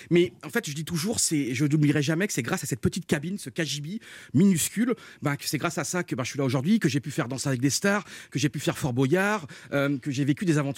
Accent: Brittany, France; now in Paris, France; Donc j'ai arrêté mes études, j'ai quitté la Bretagne, je suis monté à Paris avec ma maman.

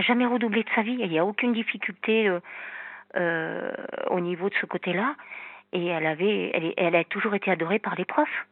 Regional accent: Normandy, France; moved away; also born or lived in south of France; Je suis normande

